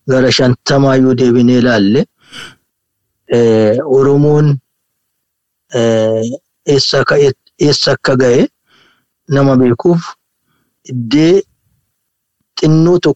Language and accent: Oromo; Ambo, Oromia, Ethiopia; Amboottan dhaladhe